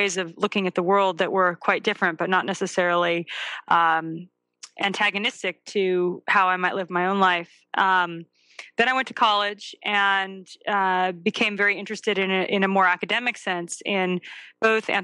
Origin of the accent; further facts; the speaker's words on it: Santa Barbara, California, United States; moved away as an adult; now in Vermont, United States; I grew up in Southern California in Santa Barbara